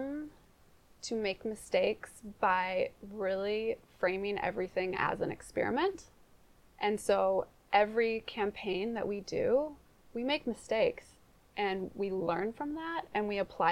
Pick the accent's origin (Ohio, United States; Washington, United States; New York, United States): Washington, United States; Seattle; moved away as an adult; also born or lived in New Zealand; I grew up in Ballard